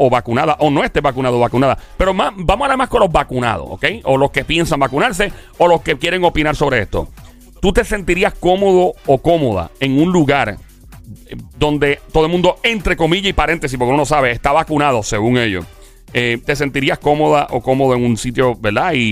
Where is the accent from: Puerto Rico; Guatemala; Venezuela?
Puerto Rico; Carolina; soy de Carolina.